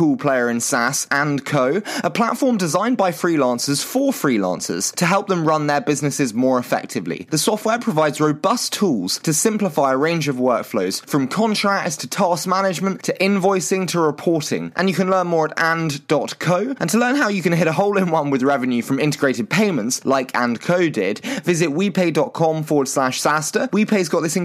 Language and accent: English; United Kingdom; accent: British; my terrible British accent